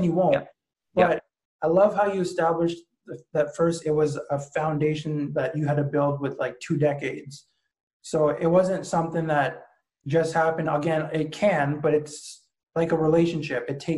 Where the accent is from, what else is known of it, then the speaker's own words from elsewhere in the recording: Ottawa, Ontario, Canada; when I first came back to Ottawa, I should say, because that's my hometown